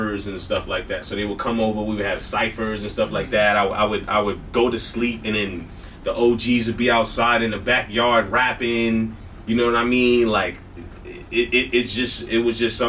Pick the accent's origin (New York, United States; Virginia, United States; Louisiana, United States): New York, United States; New York City; I grew up in Brooklyn, New York.